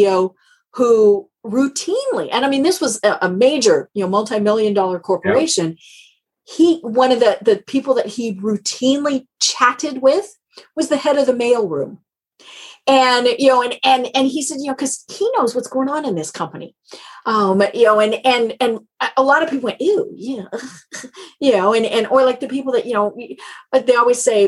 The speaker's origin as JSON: {"language": "English", "region": "Colorado", "country": "United States", "said": "I'm from Colorado."}